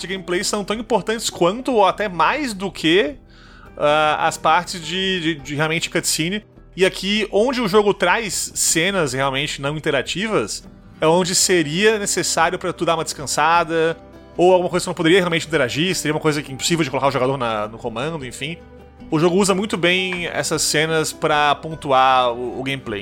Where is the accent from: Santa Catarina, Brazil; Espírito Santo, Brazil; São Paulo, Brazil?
Santa Catarina, Brazil; Manezês; accent: Manezês; sou manesê